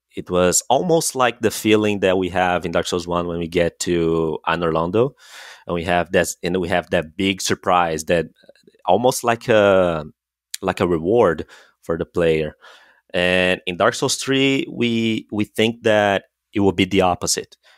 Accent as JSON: {"language": "English", "country": "Brazil", "said": "we're both from Brazil"}